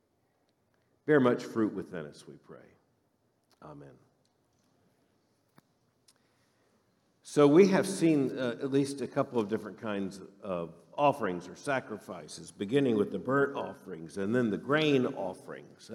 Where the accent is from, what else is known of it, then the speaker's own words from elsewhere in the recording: Florida, United States; moved away; growing up in Florida, I grew up in the part of Florida that basically has one season and 6 hours of fall